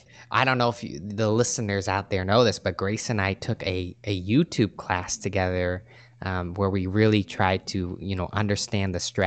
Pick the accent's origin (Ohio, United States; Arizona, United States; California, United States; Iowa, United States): California, United States; I grew up playing Little League, and I grew up in the San Francisco Bay Area, so I went to Giants games all the time.